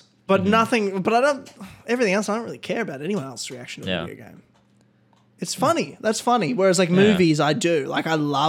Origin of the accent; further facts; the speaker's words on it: Australia; but we're Australian, so it's not a big deal.